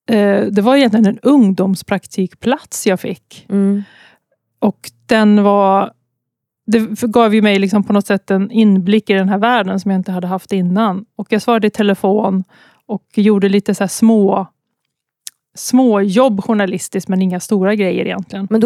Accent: Mariestad, Västra Götaland, Sweden; moved away as an adult; also born or lived in Gothenburg / Stockholm / Umeå; jag är från

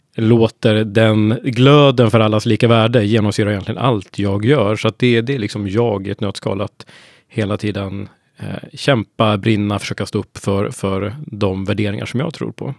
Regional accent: Hudiksvall, Gävleborg County, Sweden; now in Sollentuna, Sweden; norrlänning från början, men nu har jag faktiskt bott i Stockholm längre än vad jag bodde uppe i Hudiksvall, där jag kommer ifrån, i mm. Hälsingland.

